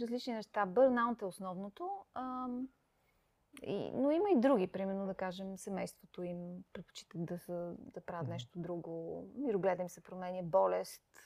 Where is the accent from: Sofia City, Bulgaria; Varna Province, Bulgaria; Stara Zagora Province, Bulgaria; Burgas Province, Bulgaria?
Sofia City, Bulgaria; Sofia; moved away as an adult; also born or lived in Peshtera, Bulgaria / London, United Kingdom / Singapore / Hong Kong; Аз макар, че не съм родена в София, аз съм родена в Пещера, но на 7 години съм дошла тук в София